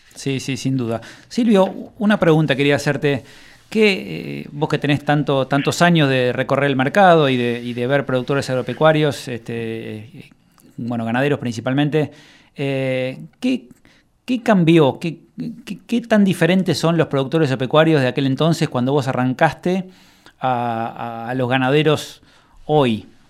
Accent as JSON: {"language": "Spanish", "region": "Buenos Aires", "country": "Argentina", "moved": "as an adult", "lives_now": "Coronel Suárez, Argentina", "said": "yo soy de Buenos Aires y, hace ya 10 años me vine a vivir a Suárez"}